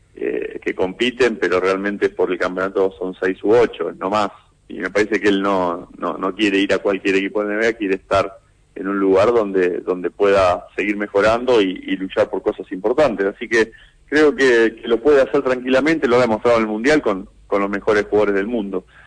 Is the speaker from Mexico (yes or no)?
no; Argentina; lo que somos los argentinos